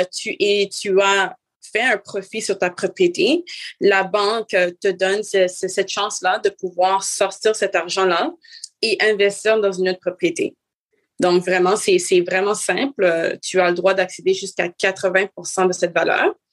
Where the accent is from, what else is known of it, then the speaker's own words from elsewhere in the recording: Montreal, Quebec, Canada; je suis née ici, euh, ici à Montréal, au Canada